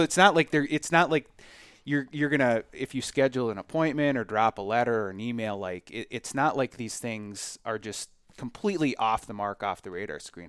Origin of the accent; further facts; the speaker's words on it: Collin Peterson's district, Minnesota, United States; moved away; I grew up in Colin Peterson's district, um, and my parents still live there.